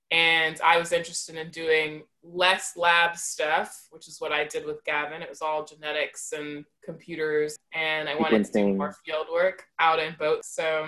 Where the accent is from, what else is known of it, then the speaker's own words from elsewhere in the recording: Columbia, South Carolina, United States; that's where I went to high school and did the years of my childhood that matter most. And yeah, so I'm from Columbia, South Carolina.